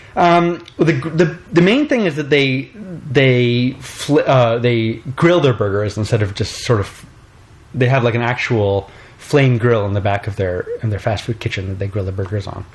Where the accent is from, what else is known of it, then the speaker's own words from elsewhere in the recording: Canada; I'm from Canada